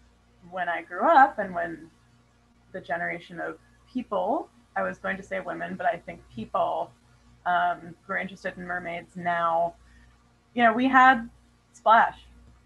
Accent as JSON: {"language": "English", "region": "Hawaii", "country": "United States", "tie": "born there", "said": "but also I was born in Hawaii. And my family are like water people."}